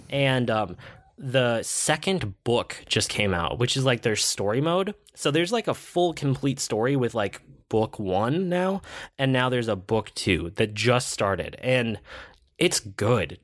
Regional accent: United States; I'm an American.

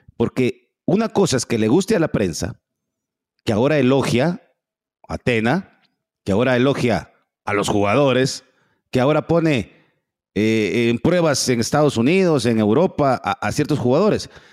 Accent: Guatemala

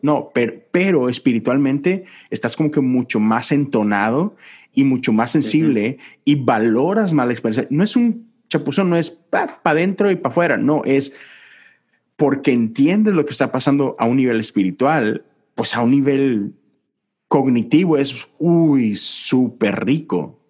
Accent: Monterrey, Nuevo León, Mexico; moved away as an adult; now in Houston, United States; yo soy de Monterrey, estoy en Houston y estoy solo

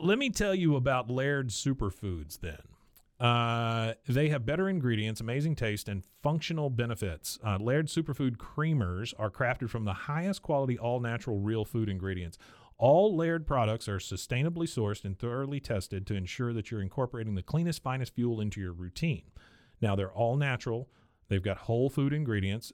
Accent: Taipei, Taiwan; I was born in Taiwan, Taipei, Taiwan

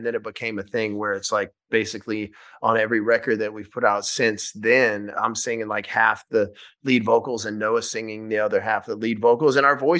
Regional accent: Shreveport, Louisiana, United States; we filmed the first night of the tour in my hometown of Louisiana in Shreveport.

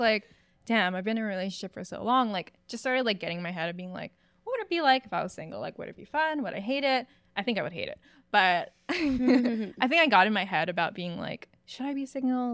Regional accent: Hawaii, United States; moved away as an adult; I'm from Hawaii

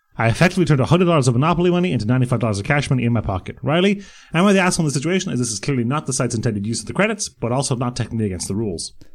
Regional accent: Bray, Leinster, Ireland; The Silver Strand in Bray, which is my hometown.

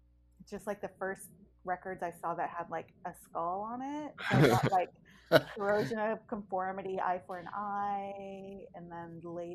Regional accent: San Pablo, California, United States; I grew up in San Pablo, so it's kind of been the same story throughout. Like, I have born and raised in the East Bay.

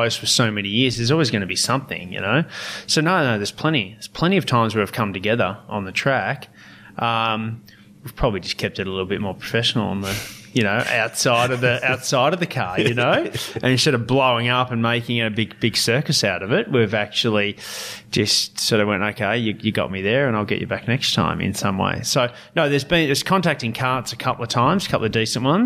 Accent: Victoria, Australia; I was a Victorian, so I was racing in my home state

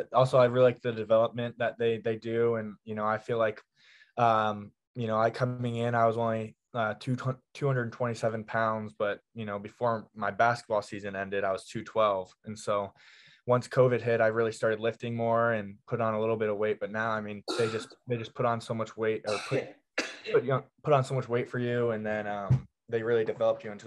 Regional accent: Columbus, Ohio, United States; moved away as an adult; now in Iowa, United States; I grew up in Columbus

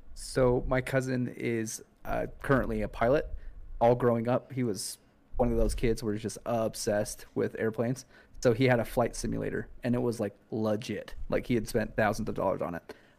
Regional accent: Utah, United States; my whole life growing up, I'm from Utah

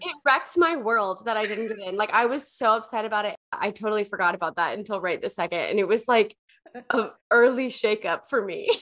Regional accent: the South, United States; I I grew up in the South

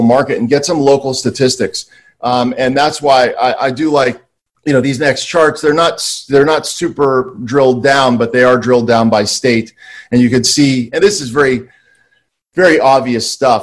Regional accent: East Coast, United States; now in Santa Monica, United States; I'm from the East Coast.

